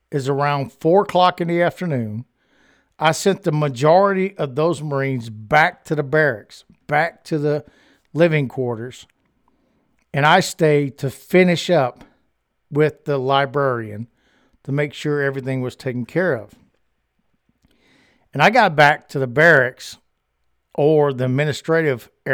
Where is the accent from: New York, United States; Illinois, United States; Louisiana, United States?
Louisiana, United States; I grew up in Louisiana